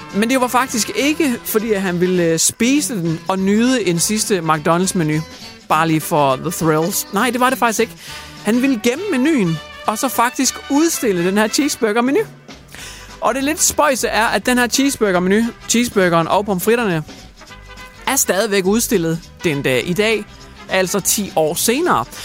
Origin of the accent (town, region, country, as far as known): Denmark